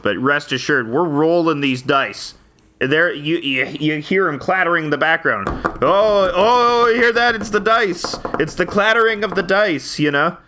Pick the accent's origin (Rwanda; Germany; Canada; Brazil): Canada